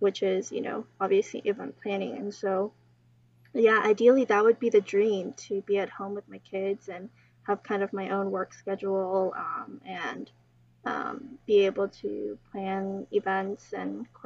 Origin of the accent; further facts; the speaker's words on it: United States; we are also American